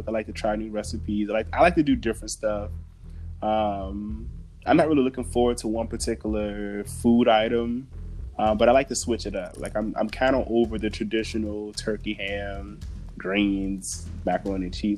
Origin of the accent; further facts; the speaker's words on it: Richmond, Virginia, United States; Growing up in Virginia, my family were huge Dallas Cowboys fans